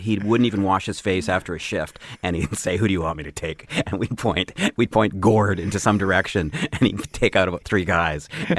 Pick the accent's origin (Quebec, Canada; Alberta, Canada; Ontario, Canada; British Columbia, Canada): Alberta, Canada; Calgary; also born or lived in Los Angeles, United States; now in Toronto, Canada; I grew up in Calgary